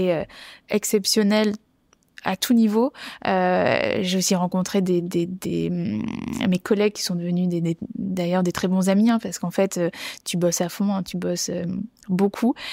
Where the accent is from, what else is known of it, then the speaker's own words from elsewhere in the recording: Bordeaux, Nouvelle-Aquitaine, France; j'ai grandi à Bordeaux